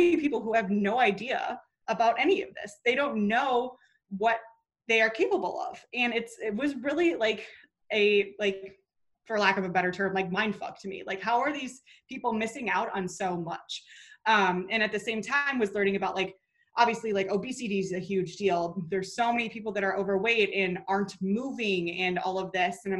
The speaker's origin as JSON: {"language": "English", "region": "Minnesota", "country": "United States", "tie": "born or raised there", "moved": "as an adult", "lives_now": "North Carolina, United States", "said": "where I grew up in Minnesota, currently in North Carolina"}